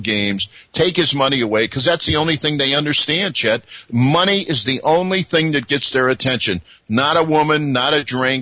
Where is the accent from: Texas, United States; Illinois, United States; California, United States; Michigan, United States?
Illinois, United States; Chicago; I grew up in Chicago